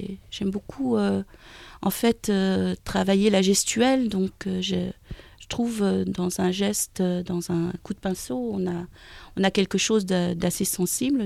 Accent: near Dijon, eastern France, Bourgogne-Franche-Comté, France; also born or lived in Pont-Scorff, Brittany; now in Brittany, France; je suis née dans l'Est, à côté de Dijon, et il y a une école qui, qui est juste à côté de chez moi

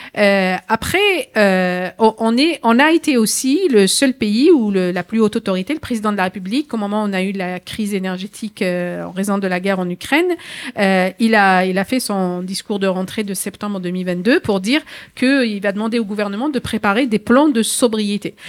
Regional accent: France

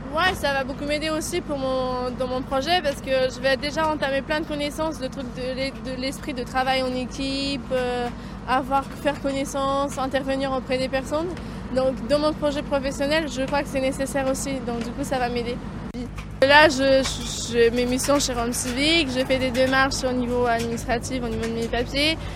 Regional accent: Romania; now in France; je suis roumaine

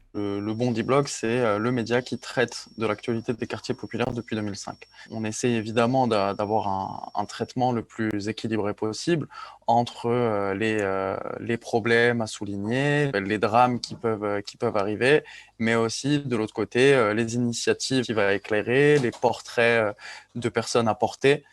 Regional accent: Ajaccio, Corsica, France; moved away; je suis né à Ajaccio. J'ai grandi en Corse, j'ai grandi sur une île

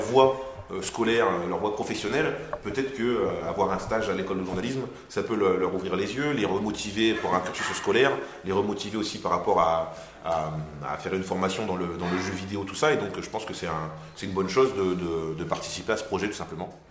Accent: Marly-Gomont, Hauts-de-France, France; je venais de Marie Gaumont

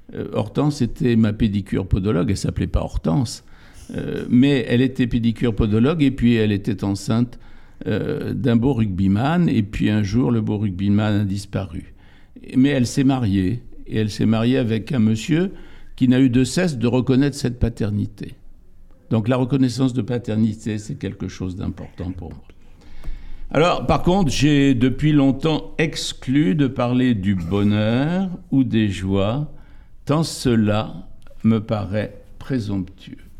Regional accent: area facing Ouessant, Brittany, France; un lieu dit en face de Ouessant, qui est mon pays d'origine

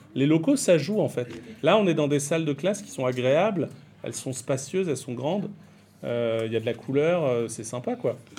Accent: Brittany, France; moved away as an adult; also born or lived in Tourcoing / Paris / Normandy; now in Maré, New Caledonia; J'étais en Bretagne, qui est ma région d'origine

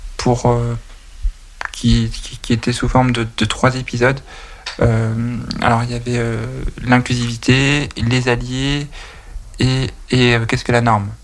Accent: Nantes, Pays de la Loire, France; je suis originaire de Nantes

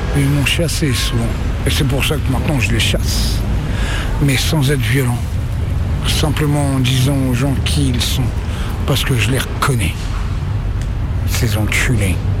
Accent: Le Havre, Normandy, France; moved away; also born or lived in Valmont / Pau / Lyon; Je suis né au Havre, j'étais à Valmont. Et ensuite, euh, je suis allé à Pau

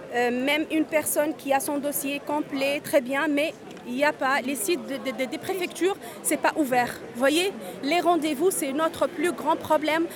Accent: Menzel Bourguiba, Bizerte Governorate, Tunisia; French is a second language; moved away as an adult; now in France; ma ville natale, c'est, elle s'appelait historiquement Ferryville

